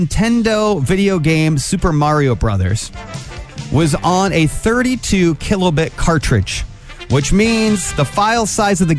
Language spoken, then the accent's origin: English; Angola, Indiana, United States; I grew up in Angola. We have 101 lakes in our county